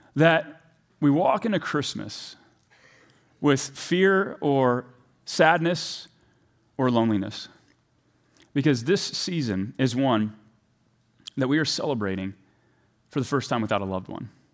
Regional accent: the South, United States; I'm from the South

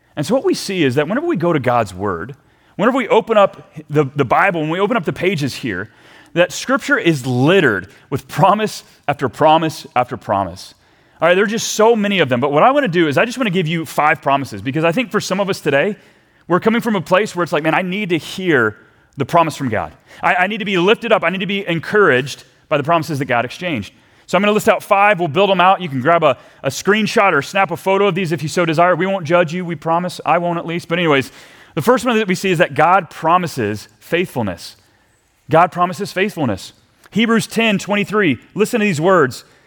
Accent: Texas, United States; now in Minnesota, United States; as a Texan

